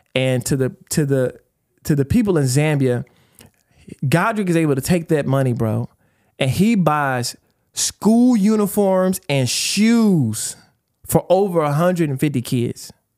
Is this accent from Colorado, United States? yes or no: no; East Texas, United States; we are Texans, man. Like, we grew up in East Texas